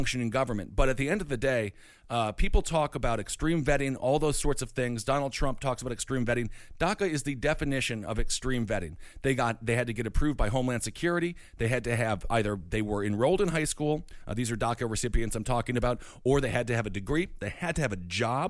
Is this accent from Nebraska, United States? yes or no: no; Wisconsin, United States; I'm from Wisconsin